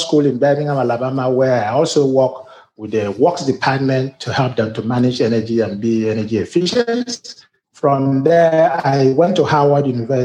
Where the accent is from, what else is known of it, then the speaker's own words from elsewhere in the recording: Nigeria; moved away as an adult; also born or lived in Africa; now in United States; As you can see from my accent, I'm a Nigerian-born American.